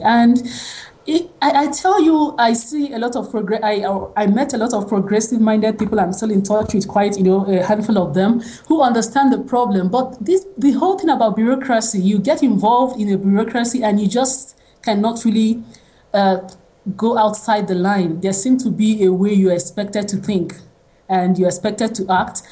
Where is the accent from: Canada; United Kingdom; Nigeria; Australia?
Nigeria; I am a Nigerian. I was born and raised in Nigeria